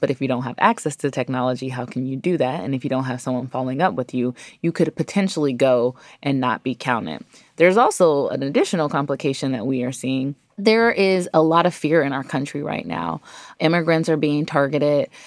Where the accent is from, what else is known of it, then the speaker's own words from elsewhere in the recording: Ohio, United States; also born or lived in New York City; now in Washington, D.C., United States; I'm from Ohio originally, I've lived in New York City, and now I live in Washington, D C.